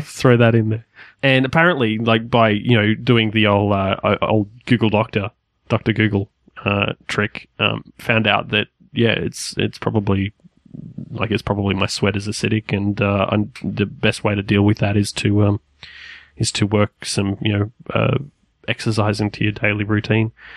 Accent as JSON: {"language": "English", "country": "Australia", "said": "we are Australian"}